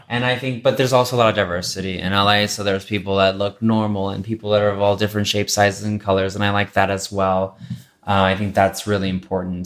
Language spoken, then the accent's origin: English; Texas, United States; now in Los Angeles, United States; I grew up in Texas